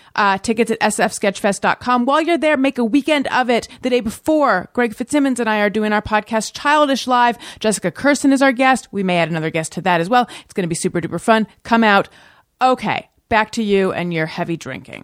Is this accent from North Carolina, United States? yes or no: no; Orange County, California, United States; moved away as an adult; also born or lived in Oakland, California / New York; I was born in Oakland. I grew up in Orange County